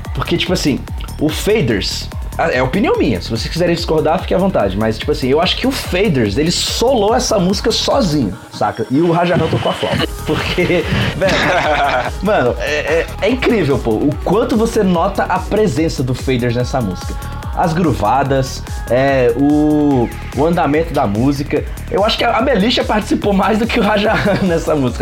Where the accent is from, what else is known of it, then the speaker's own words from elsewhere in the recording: Brazil; Eu, eu como brasileiro